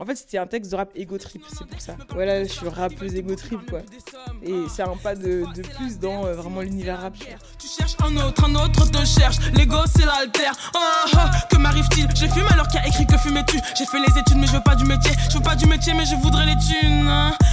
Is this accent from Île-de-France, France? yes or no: yes; Paris region suburbs, Île-de-France, France; je suis pas de Paris, je suis de région parisienne, mais je suis de banlieue.